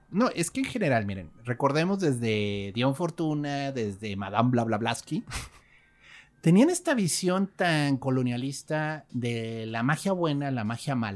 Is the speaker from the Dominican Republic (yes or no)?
no; Mexico; aquí en México crecimos